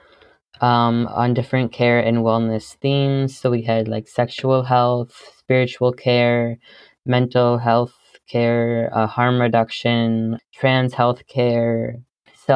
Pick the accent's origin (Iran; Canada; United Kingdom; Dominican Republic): Canada; Brant County, Ontario; I am from Brant County. I live on a farm in between Eyre, Paris, and Drumbo, Ontario.